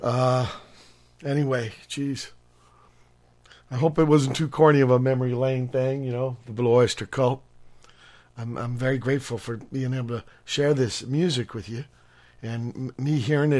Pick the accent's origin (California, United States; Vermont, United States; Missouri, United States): California, United States; Los Angeles